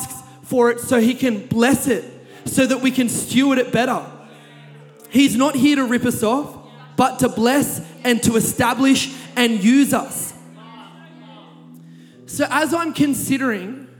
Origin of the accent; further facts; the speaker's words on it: Kurnell, New South Wales, Australia; I grew up in Kurnell.